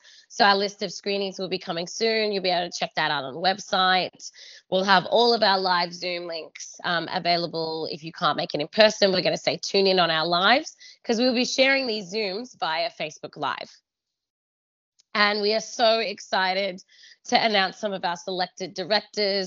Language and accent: English; Australia; I'm Australian